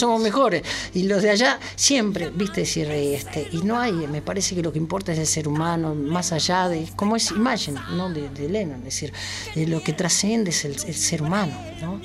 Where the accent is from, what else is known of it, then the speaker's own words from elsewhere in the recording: Mercedes, Argentina; yo nací en Mercedes, no voy a discutir, soy, soy mercedino